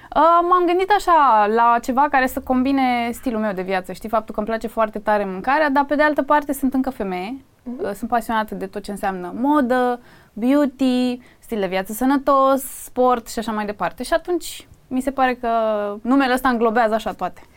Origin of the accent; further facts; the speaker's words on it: Craiova, Dolj, Romania; moved away as an adult; now in Bucharest, Romania; Eu m-am născut în Craiova, eu vin din provincie practic